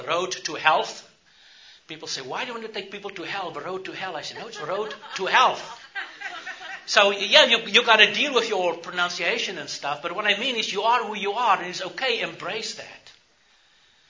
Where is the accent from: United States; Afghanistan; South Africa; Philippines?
South Africa; I grew up in South Africa, apartheid South Africa